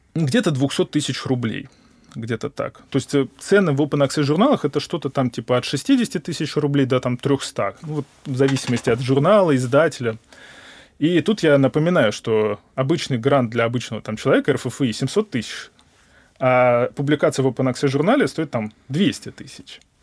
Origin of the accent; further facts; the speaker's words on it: Moscow, Russia; я москвич, гипотетически я могу хотя бы жить у родителей и есть у них